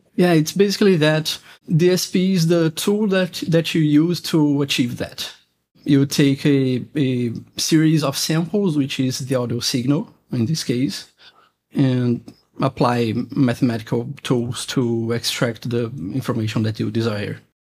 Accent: Brazil; I'm from Brazil

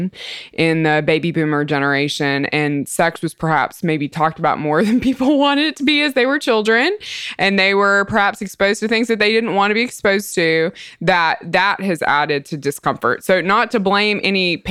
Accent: Mississippi, United States; I'm from Mississippi

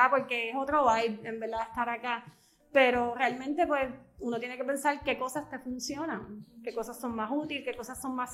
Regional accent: Bayamón, Puerto Rico; moved away as an adult; also born or lived in Dorado; now in Ceiba, Puerto Rico; Yo eh, vivía en Dorado, eh, pero realmente eh, todos los componentes, mi escuela, todo era en Bayamón y mi familia ahora actualmente es eh, de Bayamón. yo siento que yo soy de Bayamón.

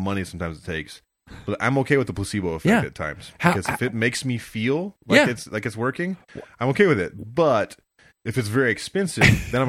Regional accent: Texas, United States; accent: Texas; normally I don't get called out for my Texas accent.

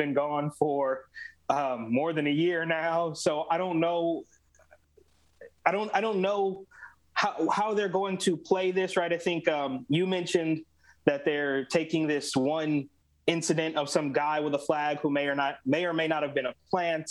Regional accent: Oakland, California, United States; my hometown of Oakland, California, where I was literally born and raised

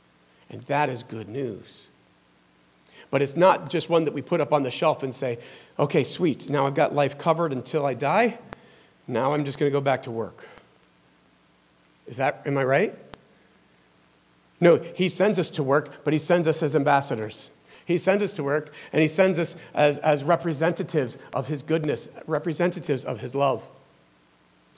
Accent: the South, United States; I'm from the South

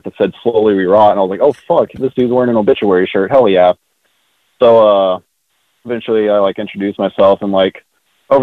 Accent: North Richland Hills, Texas, United States; I'm from like the suburbs of Fort Worth. I grew up in a like town around the area called North Bertram Hills

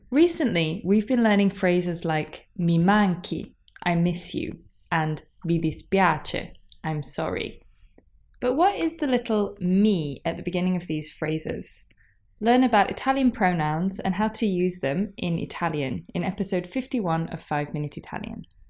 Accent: England, United Kingdom; io sono inglese

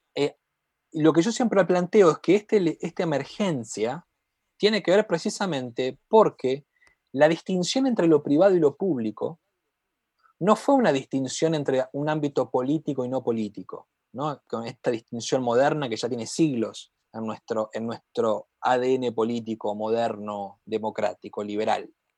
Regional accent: Santa Fe, Argentina; yo vengo de Santa Fe, que está al lado de Chaco

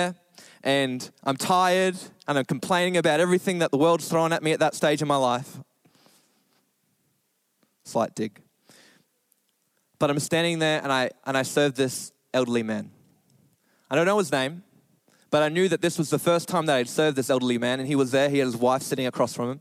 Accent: Australia; we're Australian

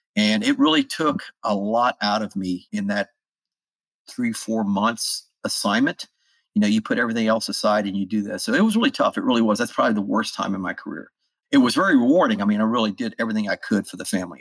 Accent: South Louisiana, United States; moved away as an adult; also born or lived in North Carolina; I grew up in South Louisiana

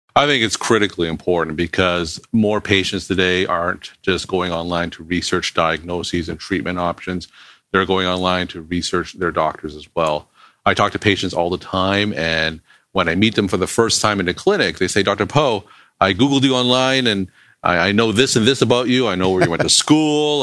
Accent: Toronto, Ontario, Canada; moved away as an adult; also born or lived in Boston, United States; now in Nashua, United States; I'm originally from Toronto, Canada, but I came to Boston to do undergraduate medical school and residency at Boston University.

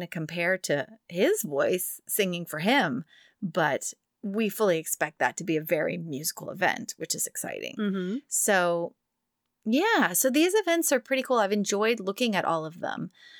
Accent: Texas, United States; moved away; my home state.

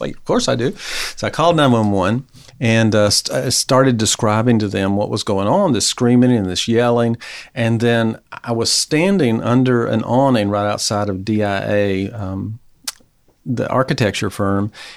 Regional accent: Mobile, Alabama, United States; moved away as an adult; also born or lived in Gainesville, Florida; now in Knoxville, United States; I'm from Mobile, Alabama, Gulf oh. Coast.

